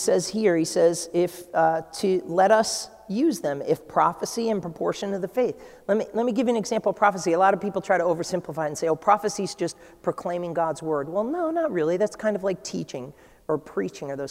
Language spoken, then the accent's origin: English; New England, United States; I'm from New England